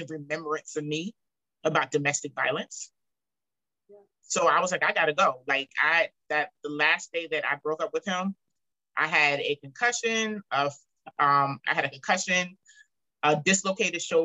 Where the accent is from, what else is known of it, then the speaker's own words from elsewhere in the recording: Charleston, South Carolina, United States; I'm from Charleston